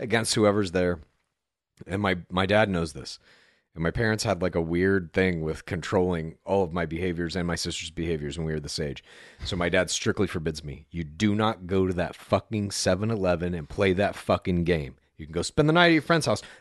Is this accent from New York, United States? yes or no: no; Dallas, Texas, United States; moved away; also born or lived in Amarillo; I grew up in the suburbs of Dallas primarily